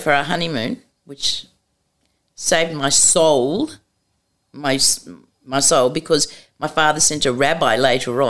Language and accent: English; Australia; home's Australia